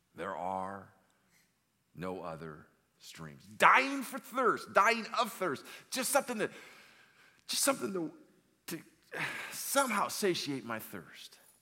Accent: Los Angeles, California, United States; I grew up in Southern California in the, in the valley. I'm an old valley boy, San Fernando Valley.

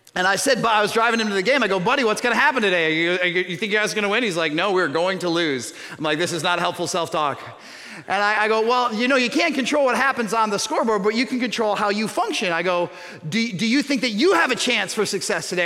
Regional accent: suburban Chicago, Illinois, United States; I'm from suburban Chicago

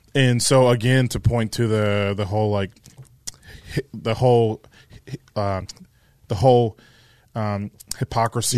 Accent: United States; as a American

